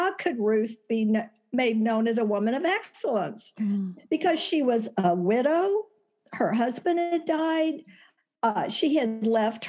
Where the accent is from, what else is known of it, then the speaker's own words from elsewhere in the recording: Texas, United States; moved away as an adult; now in Tucson, United States; I was born and raised in Texas